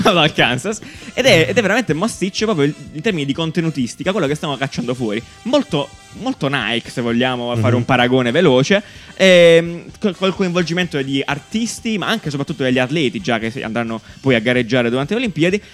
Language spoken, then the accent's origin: Italian; Italy; Genera Festival c'è stato a Cesterino, nel mio paese natale